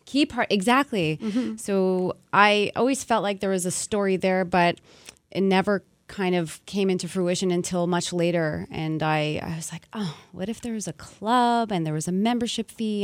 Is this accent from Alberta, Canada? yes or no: no; Montreal, Quebec, Canada; born and raised in Montreal, I wanted to kind of use my home as the setting